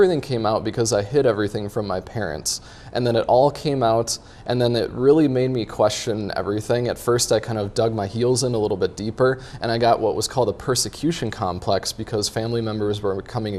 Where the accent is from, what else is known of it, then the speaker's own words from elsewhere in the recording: Woodbury, Minnesota, United States; Yeah, I grew up over in Woodbury